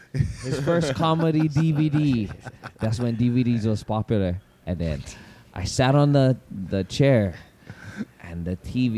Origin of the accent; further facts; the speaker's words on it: Pearl City, Hawaii, United States; also born or lived in Kapolei, Hawaii; I was about to go Pearl City because I came from Kapolei. I used to live in Kapolei, and then I moved back to my grandma's house.